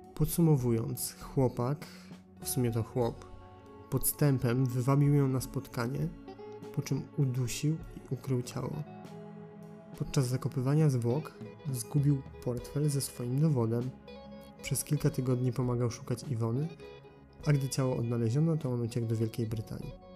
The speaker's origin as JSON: {"language": "Polish", "town": "Gliwice", "region": "Silesian Voivodeship", "country": "Poland", "tie": "born or raised there", "said": "z Gliwic, mojego rodzinnego miasta"}